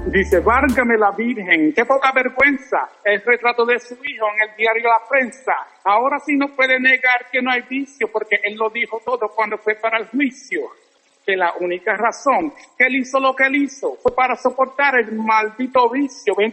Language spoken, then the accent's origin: Spanish; New York City, New York, United States; also born or lived in Vega Baja, Puerto Rico; Sí, nací en Vega Baja. Mi mamá se mudó para Nueva York desde nosotros jovencitos, o me crié en el Bronx.